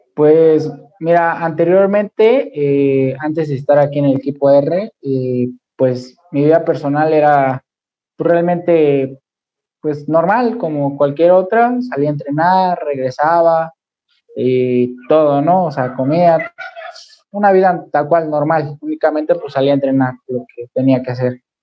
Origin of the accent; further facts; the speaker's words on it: Mexico City, Mexico; soy de la Ciudad de México